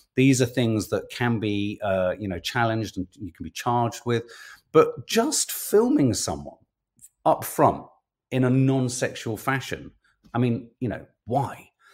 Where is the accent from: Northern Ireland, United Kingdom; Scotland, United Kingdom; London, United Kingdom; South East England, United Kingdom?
London, United Kingdom; as a Londoner, and this is as a Londoner